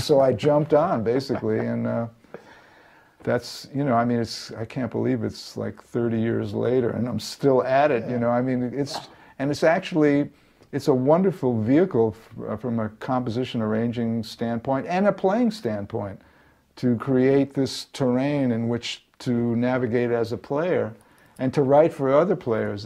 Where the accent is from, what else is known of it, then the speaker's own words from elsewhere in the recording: New York, United States; moved away as an adult; now in Los Angeles, United States; I lived my whole life in, in New York. I, I, guess I'm forever a New Yorker